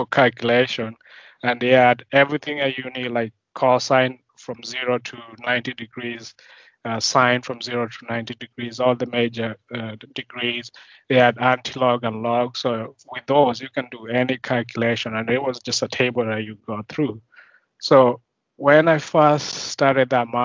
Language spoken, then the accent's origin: English; Kenya; moved away as an adult; now in United States; I grew up in Kenya